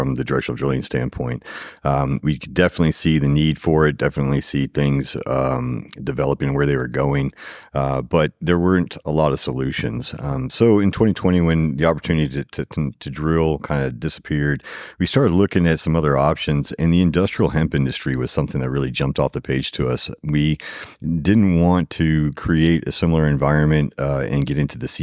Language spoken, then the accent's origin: English; Katy, Texas, United States; I'm from Houston, Katy specifically, born and raised. I went to Katy High School